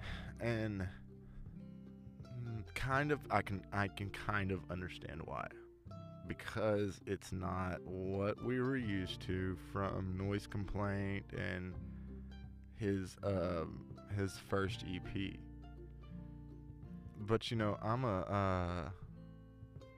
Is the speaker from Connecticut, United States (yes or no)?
no; Tyler, Texas, United States; my hometown, Tyler